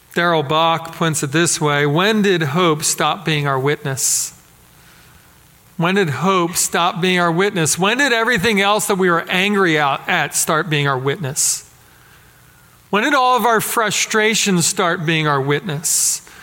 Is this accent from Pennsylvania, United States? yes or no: yes; Philadelphia, Pennsylvania, United States; growing up in Philadelphia where I did